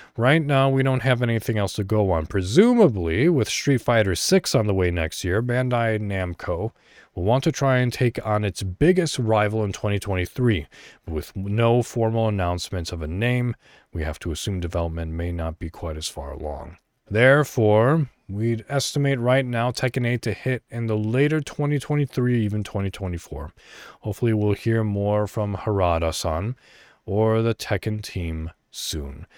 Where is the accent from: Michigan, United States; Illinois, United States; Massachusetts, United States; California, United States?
Illinois, United States; moved away; I was born in America, you know, in Illinois, an American